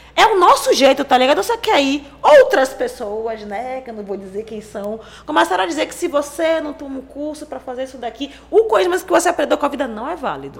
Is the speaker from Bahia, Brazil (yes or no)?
yes; Salvador, Bahia, Brazil; eu moro no Jovelha da Federação, inclusive sou nascida e criada lá